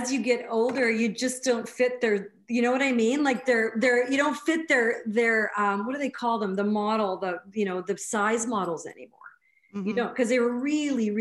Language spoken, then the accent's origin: English; Brandon, Manitoba, Canada; Originally from Brandon, Manitoba